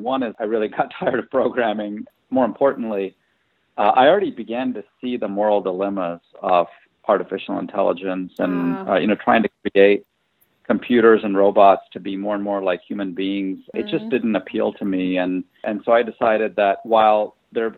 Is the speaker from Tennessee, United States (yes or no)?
yes; Tennessee, United States; moved away; also born or lived in India / Illinois; I was born in India, and then I emigrated as a kid to Tennessee and lived there for about 8 years